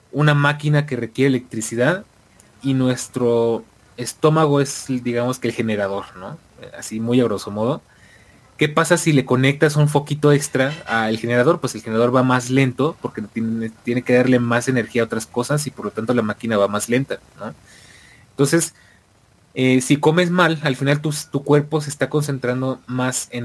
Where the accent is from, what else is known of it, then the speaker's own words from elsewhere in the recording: Argentina; Eh, a como argentino, ¿qué estoy haciendo mal, boludo?